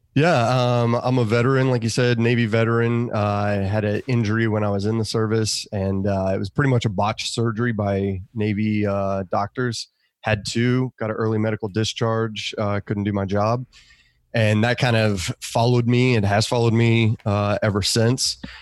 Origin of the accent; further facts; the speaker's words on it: Australia; now in United States; I grew up in Australia